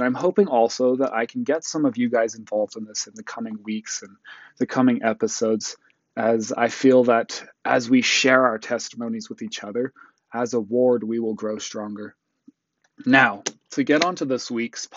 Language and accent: English; Utah, United States; also born or lived in South Africa / Botswana; I moved to Utah, right before I turned 8.